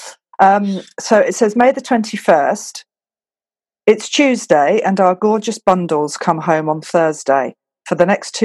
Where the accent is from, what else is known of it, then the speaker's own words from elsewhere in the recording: Scotland, United Kingdom; now in Belgium; I'm from Scotland